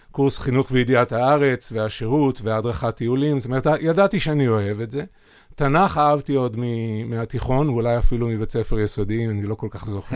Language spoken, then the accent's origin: Hebrew; Sa'ad, Southern District, Israel; אני בן קיבוץ, אה, בן קיבוץ סעד, קיבוץ דתי ב, בנגב הצפוני